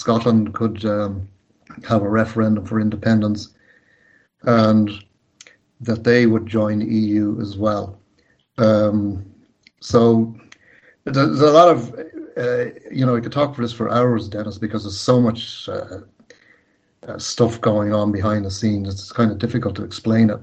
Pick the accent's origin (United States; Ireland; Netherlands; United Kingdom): Ireland